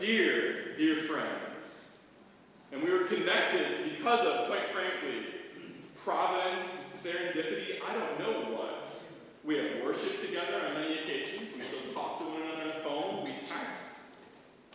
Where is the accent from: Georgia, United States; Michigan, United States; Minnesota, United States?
Michigan, United States; Brighton; also born or lived in Livonia, Michigan; now in East Lansing, United States; It's the older members of the congregation I remember growing up in Brighton